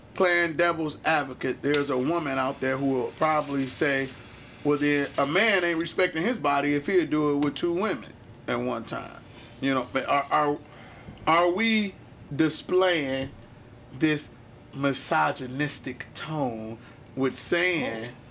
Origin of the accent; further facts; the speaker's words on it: Detroit, Michigan, United States; I'm from Detroit, mm. Michigan